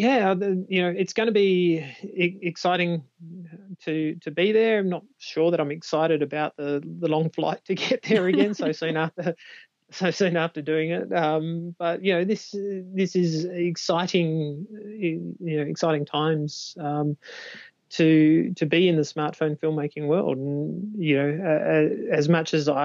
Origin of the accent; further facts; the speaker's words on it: Australia; I'm an Aussie.